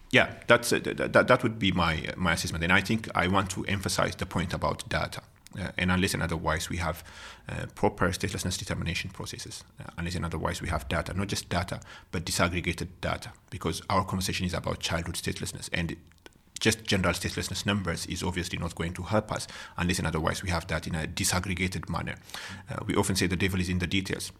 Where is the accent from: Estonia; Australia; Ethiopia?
Ethiopia; moved away as an adult; now in South Africa; I'm from Ethiopia